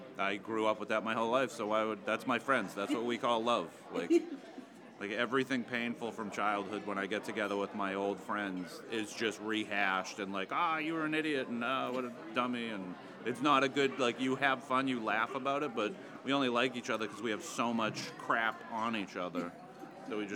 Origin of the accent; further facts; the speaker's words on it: Wilmington, United States; also born or lived in Wakefield; I grew up in Wilmington